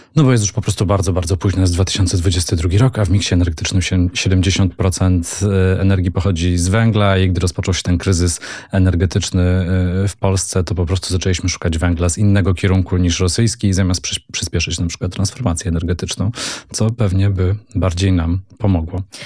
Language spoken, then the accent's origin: Polish; Silesian Voivodeship, Poland; jestem Ślązakiem